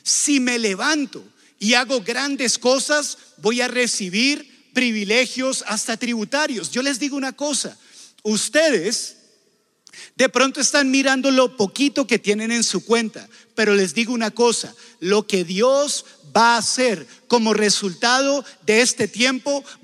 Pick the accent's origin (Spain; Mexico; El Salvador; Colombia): Colombia; Y ustedes dirán, ah, pero eso es Estados Unidos. ¿Eso qué importa? Nosotros somos de Colombia.